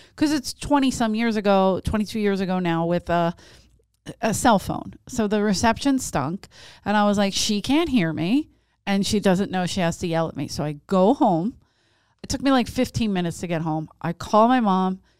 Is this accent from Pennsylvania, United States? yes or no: yes; Philadelphia, Pennsylvania, United States; growing up in South Philly